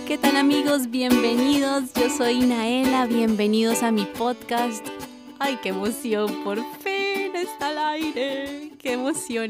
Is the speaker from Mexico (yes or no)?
no; Colombia; soy colombiana